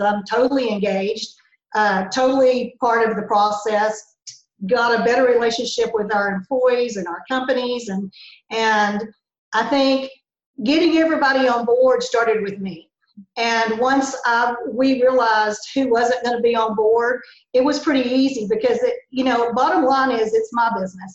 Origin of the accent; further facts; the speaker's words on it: Crow, Texas, United States; also born or lived in Hawkins; I grew up in uh, a little community called Crow and went to high school in Hawkins